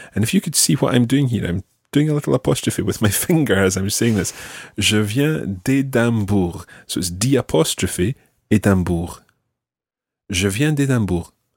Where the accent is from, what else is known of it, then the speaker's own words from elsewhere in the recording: Glasgow, Scotland, United Kingdom; now in Pornic, France; I come from Glasgow, but I live here in Pornic.